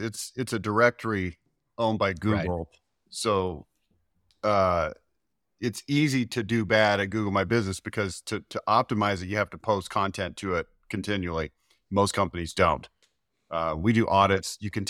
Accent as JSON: {"language": "English", "town": "Dallas", "region": "Texas", "country": "United States", "tie": "born or raised there", "lives_now": "Utah, United States", "said": "Dallas area. Yeah. Born and raised in Dallas. Lived there my whole life."}